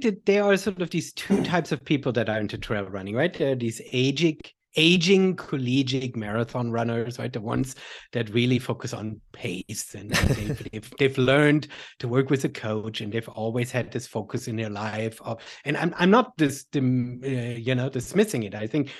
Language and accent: English; Germany; English is a second language; I grew up back in Germany doing a whole bunch of sports, but never with a coach, never collegiate, never really focused.